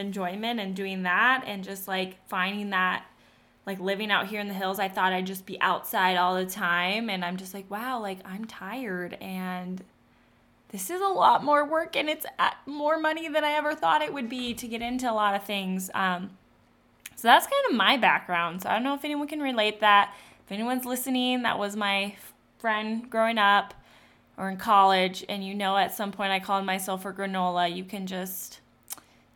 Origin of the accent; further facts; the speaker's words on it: South Dakota, United States; I'm originally from South Dakota. I'm a South Dakota girl. We live in South Dakota.